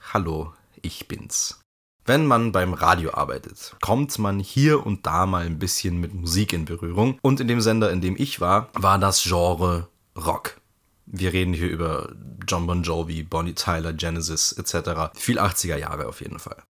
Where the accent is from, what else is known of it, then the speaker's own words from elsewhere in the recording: Bavaria, Germany; bei uns in Bayern